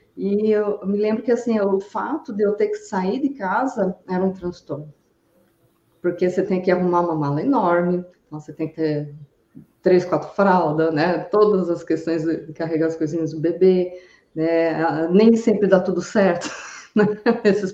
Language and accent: Portuguese; interior of São Paulo, Brazil; now in Brusque, Brazil; eu vim de, do interior de São Paulo para Santa Catarina, eu fui ter a minha filha lá na minha cidade natal também.